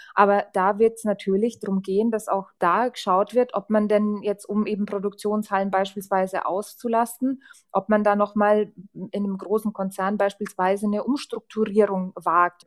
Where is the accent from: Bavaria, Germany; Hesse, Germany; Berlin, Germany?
Bavaria, Germany; Lichtenfels; in meiner Heimatstadt Lichtenfels